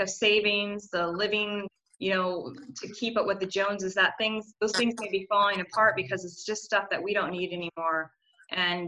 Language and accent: English; United States; as an American and traveling to 10 countries